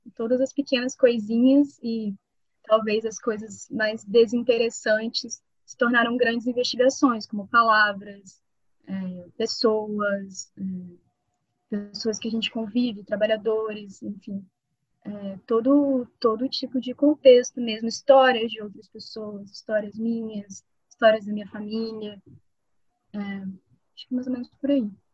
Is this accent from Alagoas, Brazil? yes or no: no; Campos dos Goytacazes, Rio de Janeiro, Brazil; eu sou é, de Campos, do Casas, interior do Rio de Janeiro